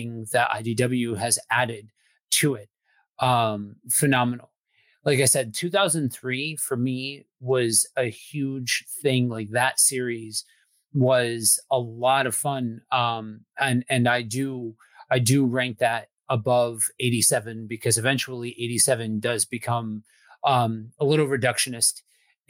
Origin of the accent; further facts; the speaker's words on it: outside of Philly, Pennsylvania, United States; I grew up outside of Philly, and so boxing is like a religion out here